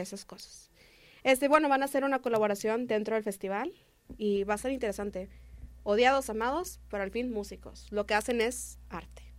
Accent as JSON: {"language": "Spanish", "region": "Nuevo León", "country": "Mexico", "said": "somos de Nuevo León, acá nos gustan las carnitas asadas"}